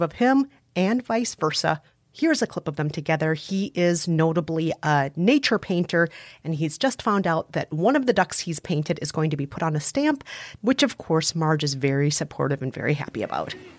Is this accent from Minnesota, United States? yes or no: yes; Minnesota, United States; accent: Fargo; Joel and Ethan Cohen are from Minnesota, just like me